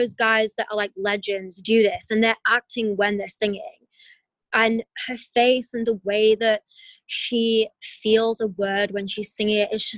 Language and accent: English; England, United Kingdom; now in United States; where I'm from and my family's from there